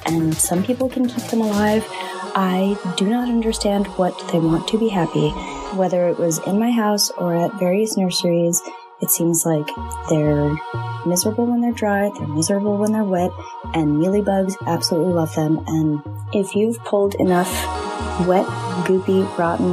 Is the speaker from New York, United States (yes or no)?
yes; New York, United States; moved away as an adult; also born or lived in Washington State; now in Portland, United States; I had had some plants when I grew up in New York, you know, mostly sad succulents doomed to die on Brooklyn windowsills, but I moved across the country in 2018 to Washington State and now live in Oregon